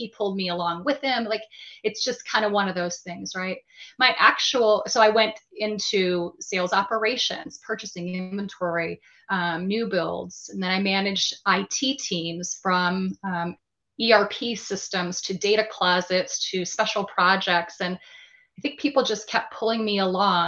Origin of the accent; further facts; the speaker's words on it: Michigan, United States; moved away as an adult; move back to my home state with my family of Michigan